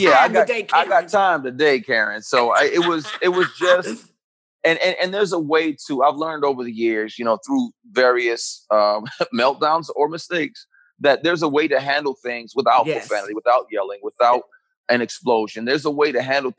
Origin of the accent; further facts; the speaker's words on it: Flint, Michigan, United States; also born or lived in Detroit, Michigan / Pontiac, Michigan / Ann Arbor, Michigan; Born in Detroit, grew up in Flint, Michigan